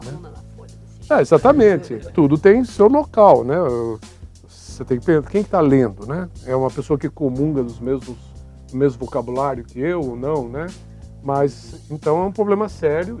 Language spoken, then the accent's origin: Portuguese; Bragança Paulista, São Paulo, Brazil; also born or lived in Guarulhos; Bragança Paulista, minha cidade natal